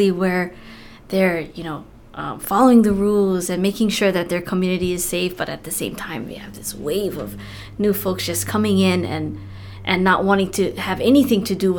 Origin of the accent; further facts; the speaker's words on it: Molokai, Hawaii, United States; now in Oahu, United States; I've been here for 15 years.